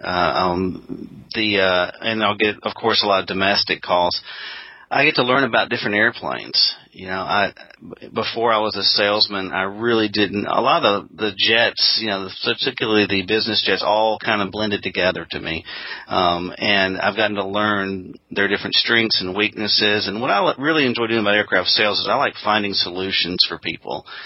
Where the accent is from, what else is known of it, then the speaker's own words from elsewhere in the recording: Jackson, Mississippi, United States; also born or lived in Auburn, Alabama; my hometown of Jackson, Mississippi